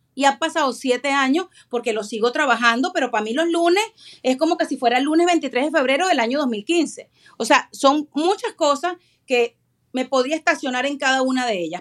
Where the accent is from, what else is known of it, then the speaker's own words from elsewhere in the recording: Venezuela; moved away; Soy venezolana, vengo de un país dividido completamente por la política